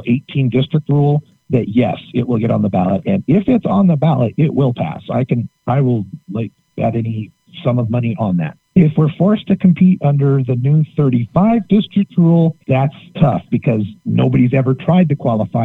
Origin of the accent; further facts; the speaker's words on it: Idaho, United States; moved away as an adult; also born or lived in Oregon; I grew up in Idaho